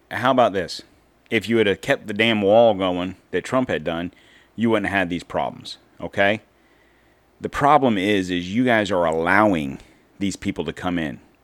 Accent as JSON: {"language": "English", "country": "United States", "said": "as an American"}